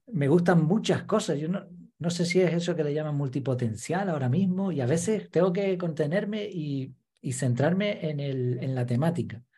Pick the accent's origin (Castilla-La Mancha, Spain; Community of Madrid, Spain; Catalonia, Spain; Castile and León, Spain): Community of Madrid, Spain; Madrid; now in Gran Canaria, Spain; nací en Madrid, llevo un montón de años viviendo en Gran Canaria